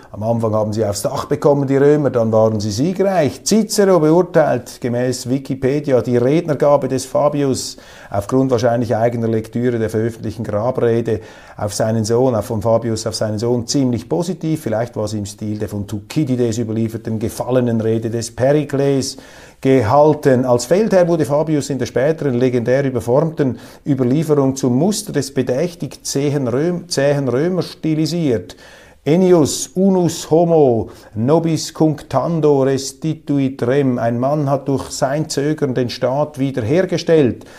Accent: Switzerland; als Schweizer

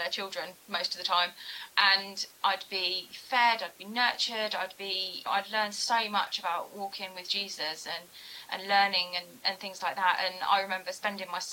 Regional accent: Four Marks, South East England, United Kingdom; also born or lived in Wolverhampton / Bridgend, South Wales; growing up in Four Marks

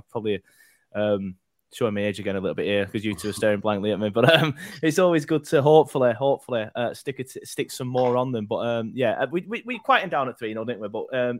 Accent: Burnley, North West England, United Kingdom; I grew up on Prescott Street. That's the street where I grew up. That's why I love Burnley so much. You could literally see the turf from my mum's bedroom window.

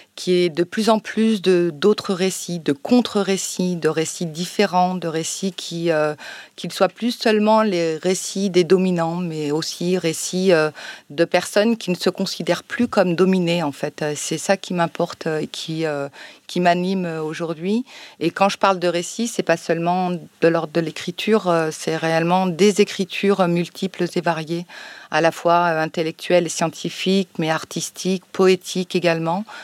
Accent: Chambéry, Auvergne-Rhône-Alpes, France; now in Marseille, France; je suis née euh, à Chambéry, en Savoie, donc je me dis souvent pour rigoler que je suis une Savoie arabe, donc une arabe de Savoie. Et j'ai grandi voilà en France

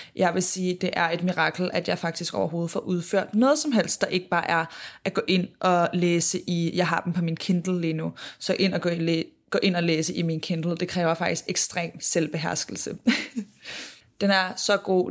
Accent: Denmark; moved away; jeg var hjemme i Danmark

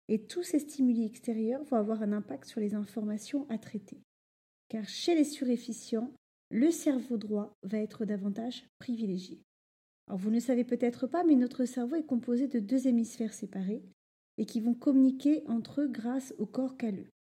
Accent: Normandy, France; moved away as an adult; also born or lived in Rouen; now in Paris, France; j'ai grandi en Normandie

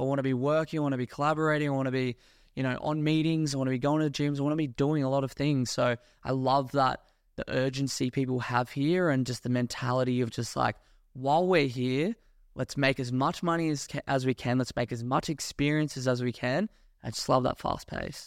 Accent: Australia; moved away as an adult; also born or lived in Gold Coast; now in Dubai, United Arab Emirates; I was born in Australia. I grew up there, went to school there, university there

